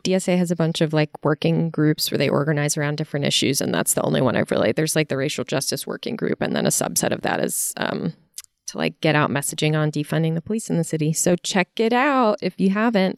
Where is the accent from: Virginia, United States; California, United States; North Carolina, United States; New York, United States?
Virginia, United States; I'm from Virginia